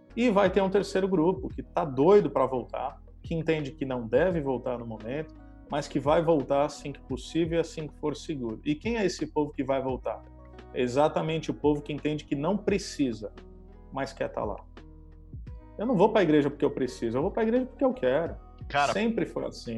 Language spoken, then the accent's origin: Portuguese; Santos, São Paulo, Brazil; now in Campo Mourão, Brazil; eu sou alguém nascido e criado em Santos